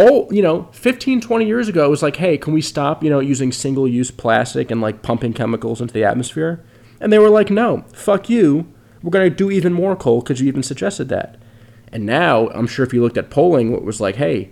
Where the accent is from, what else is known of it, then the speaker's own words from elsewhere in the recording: United States; an American citizen